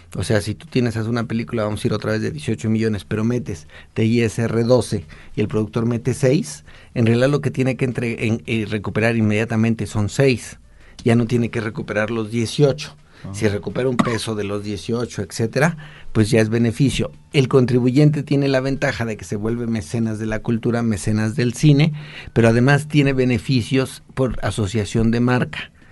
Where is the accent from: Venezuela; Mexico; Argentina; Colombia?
Mexico